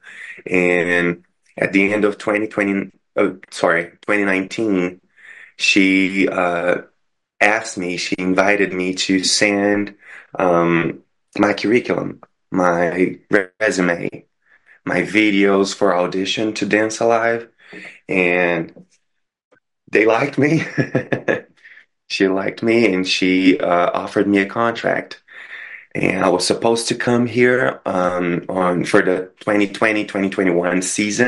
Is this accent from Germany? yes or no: no; Brazil; moved away as an adult; now in United States; I came from Brazil. I started dancing there when I was, turning 16.